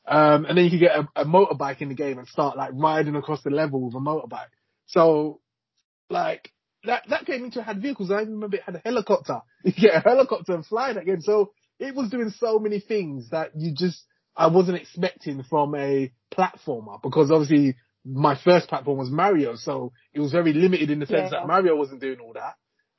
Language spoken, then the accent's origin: English; Hackney, London, United Kingdom; That's what we called it in East London. I grew up